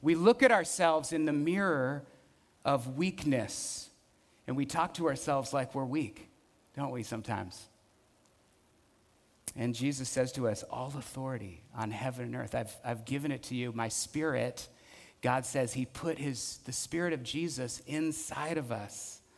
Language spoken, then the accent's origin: English; Burton Valley, California, United States; I remember growing up in Burton Valley, my parents … they were amazing, generous, hospitable.